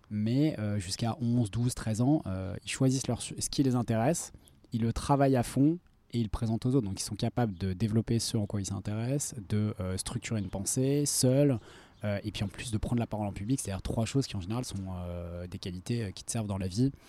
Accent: Lyon, Auvergne-Rhône-Alpes, France; moved away as an adult; grandi à Lyon jusqu'à voilà, l'âge de 20 ans.

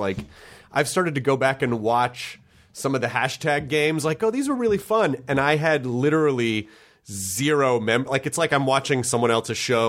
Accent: Memphis, Tennessee, United States; also born or lived in Kentucky / Denver / Florida; now in Los Angeles, United States; I was born in Kentucky, but I always say I'm from Tennessee because I spent a considerable chunk of my childhood there.

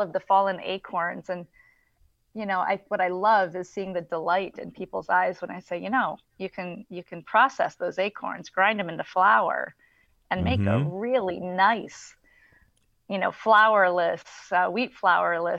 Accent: Flint, Michigan, United States; I'm from Flint, Michigan

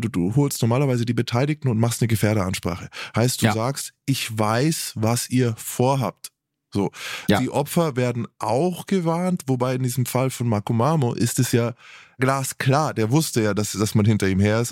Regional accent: Germany; als Deutscher

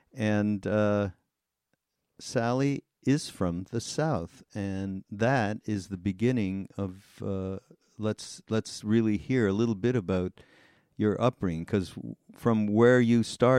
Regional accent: Montreal, Quebec, Canada; also born or lived in Los Angeles, United States; now in Asheville, United States; I live in the South now, but I'm Canadian. I'm from Montreal, although I've spent a large part of my life here in the States. I'm a citizen now, a dual. And I live, Sally, I live in Asheville, North Carolina

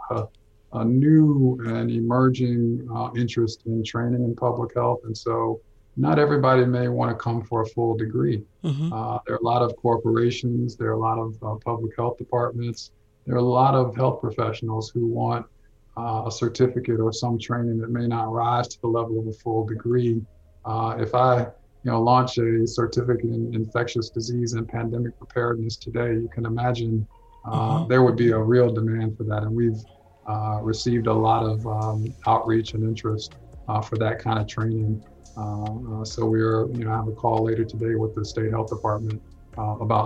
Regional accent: Atlanta, Georgia, United States; I'm a native, you know, I've grown up in Atlanta

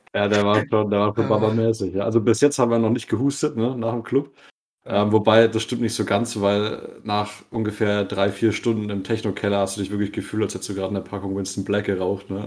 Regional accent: Bavaria, Germany; bei uns in Bayern

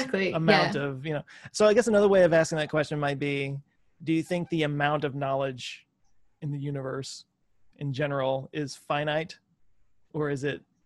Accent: Texas, United States; I'm from Texas, and it's super flat here.

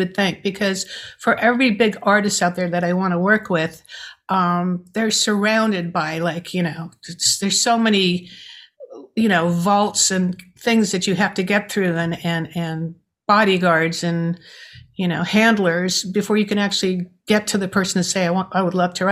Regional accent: New York, United States; I'm a New Yorker.

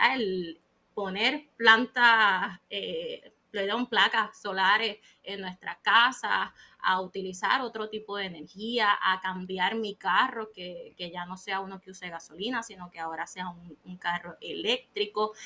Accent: Puerto Rico; soy de Puerto Rico y vivo aquí en la isla

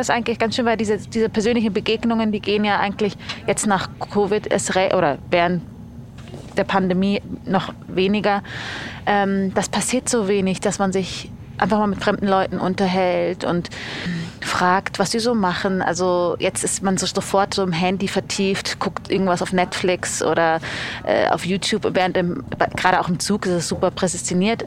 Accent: Munich, Bavaria, Germany; moved away as an adult; also born or lived in Berlin; now in Zurich, Switzerland; ich komme ja aus München

